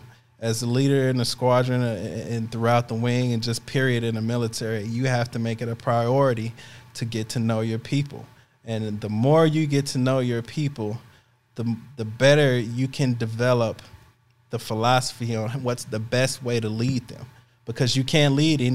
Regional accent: Chicago, Illinois, United States; moved away as an adult; I'm leaving my hometown

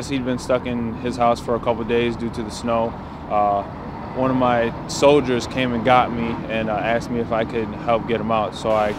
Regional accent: Buffalo, New York, United States; I'm from Buffalo. I live on the east side.

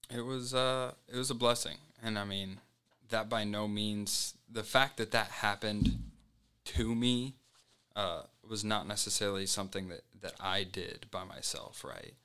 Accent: Colorado Springs, Colorado, United States; moved away; I was from Colorado Springs, so my family was just across the highway from school

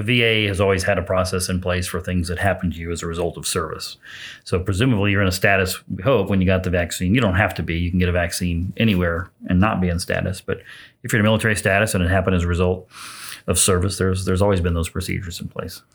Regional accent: Jasonville, Indiana, United States; now in Lafayette, United States; Southern Indiana's home, a little town called Jasonville

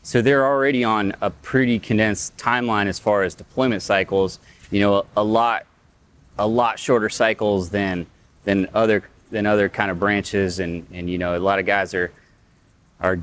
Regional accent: Midwest, United States; moved away; I grew up in the Midwest, like in Iowa, Nebraska kind of area

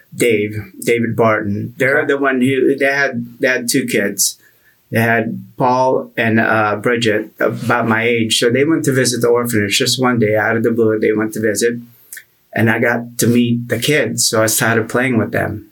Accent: Philippines; also born or lived in Pennsylvania, United States; now in United States; I grew up in the Philippines

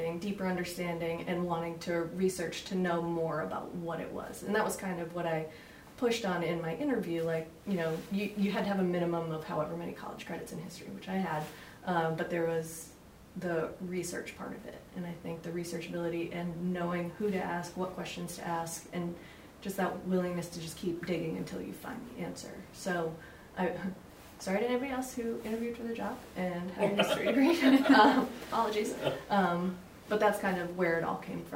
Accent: New England, United States; moved away; born and raised in New England

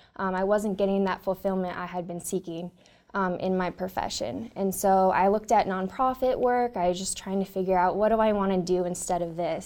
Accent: Northern California, United States; I grew up in Northern California

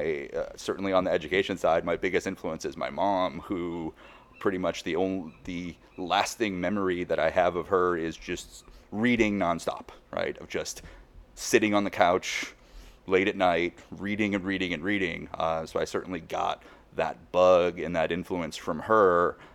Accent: Chicago, Illinois, United States; moved away as an adult; also born or lived in Ithaca, New York / Boston / Washington, D.C.; Grew up in Chicago on the north side, city kid, Cubs fan.

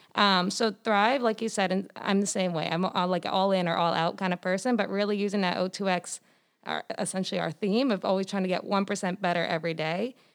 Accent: Foxborough, Massachusetts, United States; I'm from Foxborough, Massachusetts.

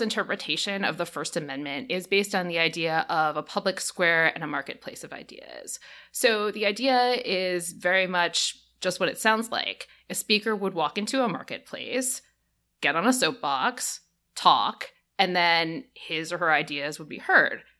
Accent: United States; As an American

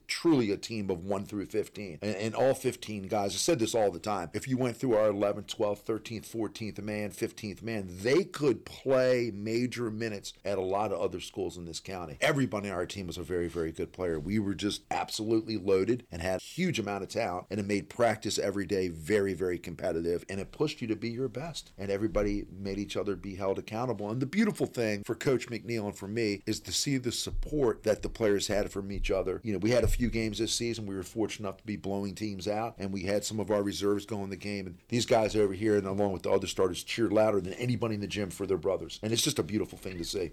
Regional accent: Maryland, United States; I'm born and raised in Maryland

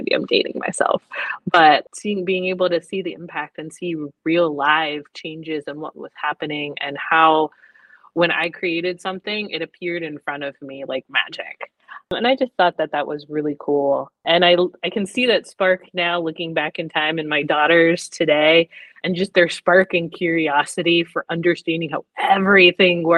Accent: Pennsylvania, United States; now in Rome, United States; I'm originally from Pennsylvania. So the Pennsylvania Junior Academy of Science, I was going to these competitions

